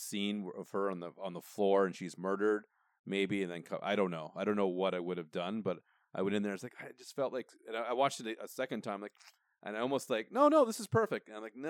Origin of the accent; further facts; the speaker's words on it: Canada; we're Canadian